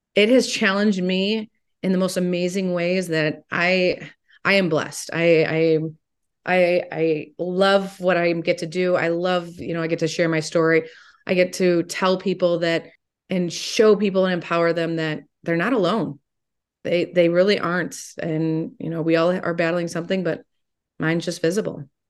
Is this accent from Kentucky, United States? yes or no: no; Toledo, Ohio, United States; I am from Toledo